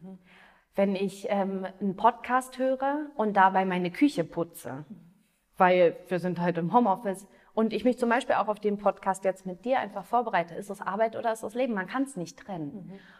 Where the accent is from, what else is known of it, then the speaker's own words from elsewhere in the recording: Potsdam, Brandenburg, Germany; moved away as an adult; also born or lived in Berlin / Australia; now in Munich, Germany; Also ich bin in Potsdam geboren, und ähm, habe in Berlin Wirtschaftspsychologie studiert